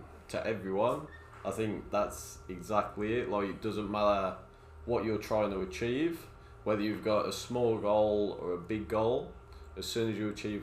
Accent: Dudley, West Midlands, United Kingdom; now in Australia; I grew up in Dudley, so it's near Birmingham

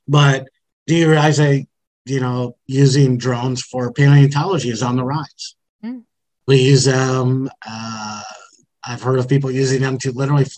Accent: Wisconsin, United States; I'm from Wisconsin

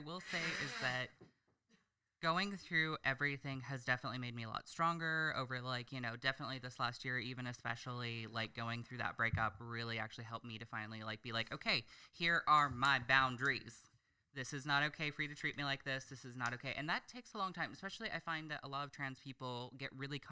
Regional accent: Oregon, United States; I am from Oregon

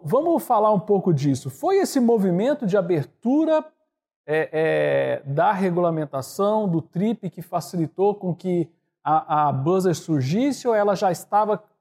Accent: Goiânia, Goiás, Brazil; also born or lived in Brasília; eu fiz em Brasília, eu sou de Goiânia

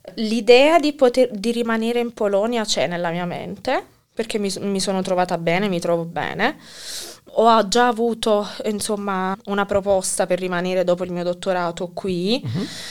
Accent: Naples, Campania, Italy; moved away as an adult; also born or lived in Teramo / Warsaw; now in Kraków, Poland; io da napoletana

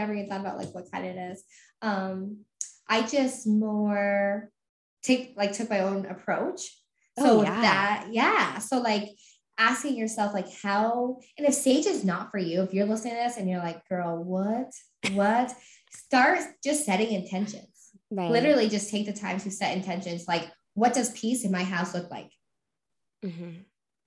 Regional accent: Vermont, United States; moved away; also born or lived in New England; We're from Vermont. So we're all about those mountains

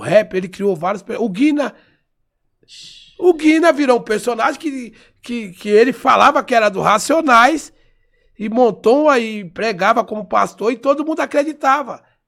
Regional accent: São Paulo, Brazil; eu sou paulistano, nasci em São Paulo

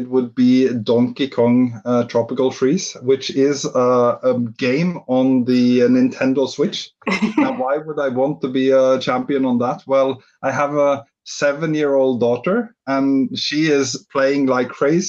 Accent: Norway; moved away as an adult; now in London, United Kingdom; I'm originally from Norway, but I moved to London 3 years ago

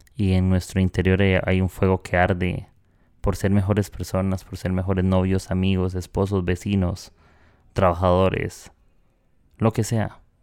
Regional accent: Costa Rica; accent: tico; moved away as an adult; now in Peru; soy de Costa Rica, vivo en Perú, eh, a los de Costa Rica nos dicen ticos y no sabemos pronunciar bien la letra R

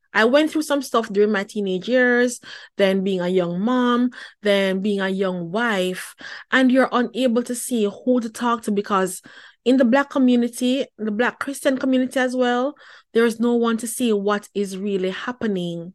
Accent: Jamaica; moved away; born and raised in the Pentecostal church back in Jamaica

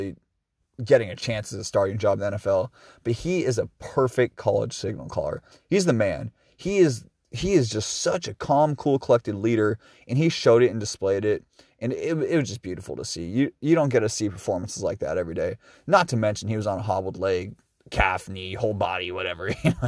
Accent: Seattle, Washington, United States; I'm 29 years old. I'm from Seattle, Washington.

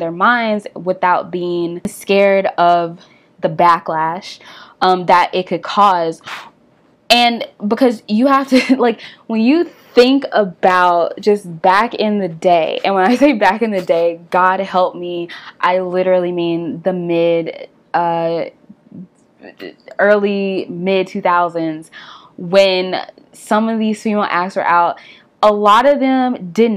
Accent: Nashville, Tennessee, United States; I'm from Tennessee, I'm from Nashville.

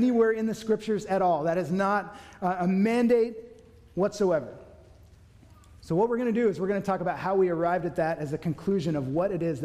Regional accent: Newbury Park, California, United States; I grew up in Newbury Park

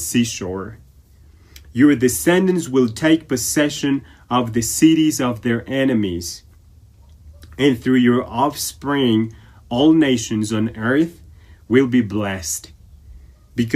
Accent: Ecuador; moved away; During my stay here in Ecuador, my home country

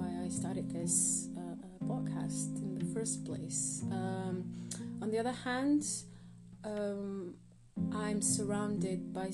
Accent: Croatia; now in United Kingdom; I'm in the UK, and I'm originally from Croatia

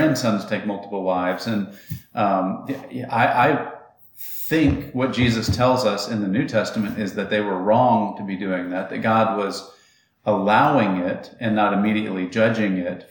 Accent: Atlanta, Georgia, United States; I grew up in Atlanta

